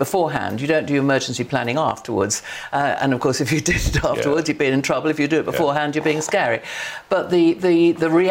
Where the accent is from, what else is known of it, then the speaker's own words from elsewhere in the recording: Sheffield, Yorkshire and the Humber, United Kingdom; I come from Sheffield, so I come from, if you like, a red wall.